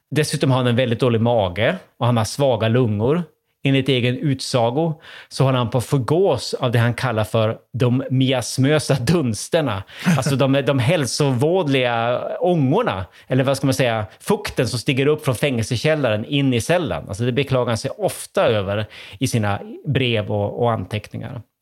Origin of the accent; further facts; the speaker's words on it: Sweden; jag var svensk gästforskare i Köpenhamn i början av 00-talet